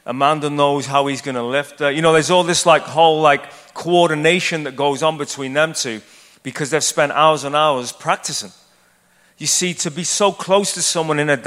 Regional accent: Ireland; born or raised there; moved away as an adult; now in United States

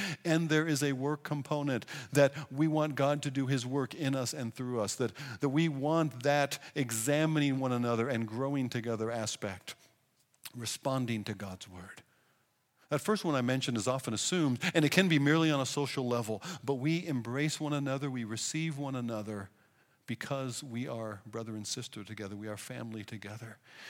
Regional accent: Pacific Northwest, United States; I come from the Scandinavian Pacific Northwest where a handshake is considered getting really close

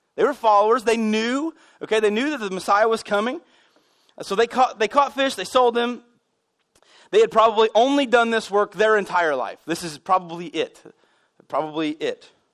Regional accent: United States; I grew up here in America

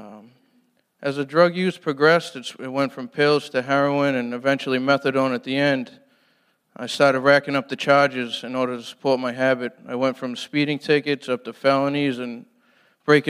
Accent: Brockton, Massachusetts, United States; I'm from Brockton, Mass.

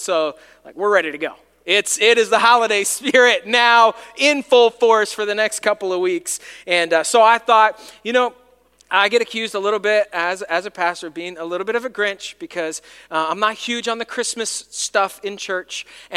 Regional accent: New York, United States; now in Salisbury; I grew up in New York

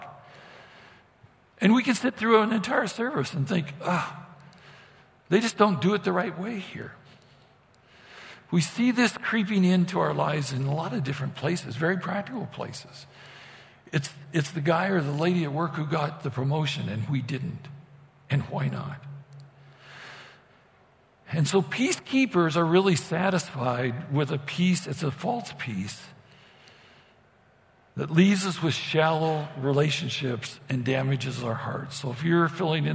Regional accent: Idaho, United States; moved away; growing up in Idaho

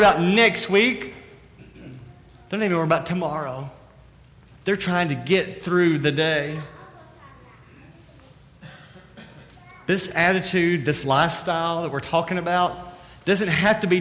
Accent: the South, United States; accent: southern; my southern accent

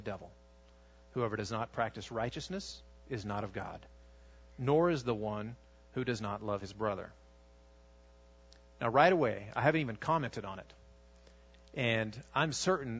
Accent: United States; also born or lived in Russia / Armenia

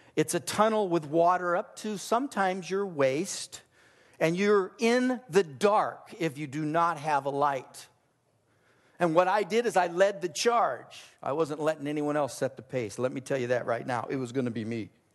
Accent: Southern California, United States; I grew up in Southern California

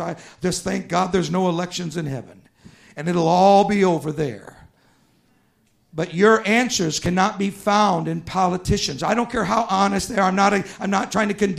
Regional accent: United States; I'm an American

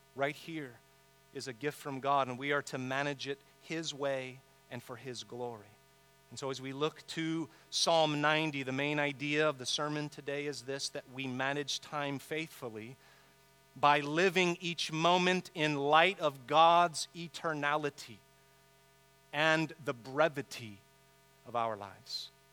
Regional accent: San Diego, California, United States; I grew up here in San Diego

